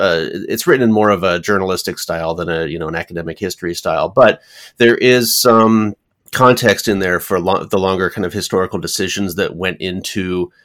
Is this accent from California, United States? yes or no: yes; Paradise, California, United States; moved away; I'm originally from California, and my hometown was Paradise, California